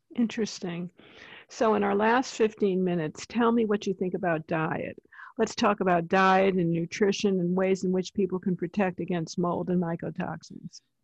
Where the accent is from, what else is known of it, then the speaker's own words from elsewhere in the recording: East Coast, United States; I'm from the East Coast